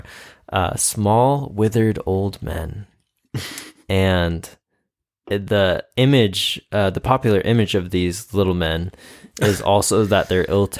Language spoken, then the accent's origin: English; Ireland; Wait, I am Irish.